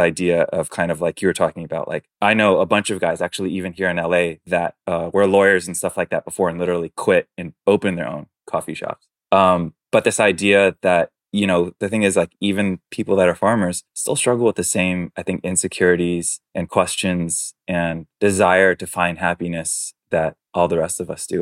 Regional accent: New York City, New York, United States; first language Chinese; English is a second language; moved away; I'm born and raised in New York City, um, but my parents are Taiwanese

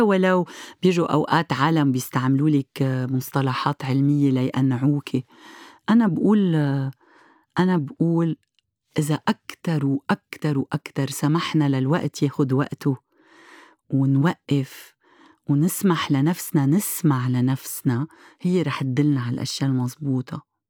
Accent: Lebanon; عندنا بلبنان

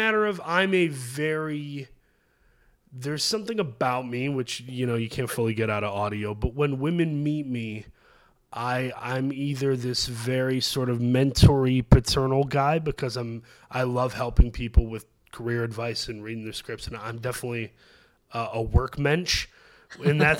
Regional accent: Saginaw, Michigan, United States; moved away as an adult; now in Los Angeles, United States; my hometown is Saginaw, which is a stone's throw

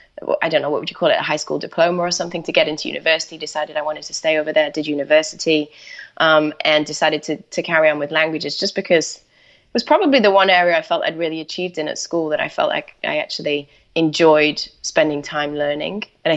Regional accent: Manchester, North West England, United Kingdom; moved away; I grew up in Manchester, but decided I wanted to leave the UK and go off and do just travel around a little bit.

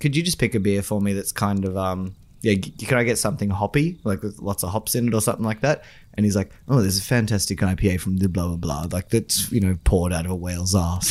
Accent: Australia; my hometown, Sugar Cane

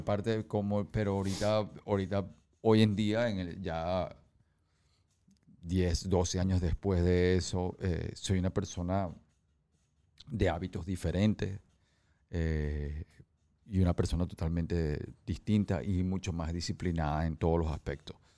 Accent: New York, United States; moved away; also born or lived in San Francisco, United States / Venezuela; cuando yo crecí en Nueva York, em, de niño me montaba en los ascensores

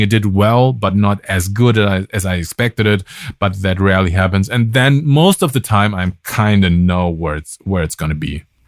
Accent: Germany; English is a second language; moved away as an adult; also born or lived in Berlin / United States; I'm from Germany

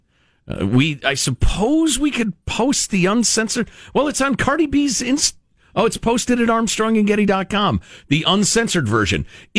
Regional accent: Midwest, United States; I grew up in the Midwest.

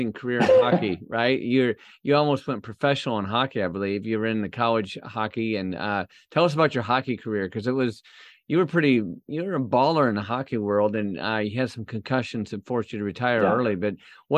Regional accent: Flint, Michigan, United States; my hometown in Flint

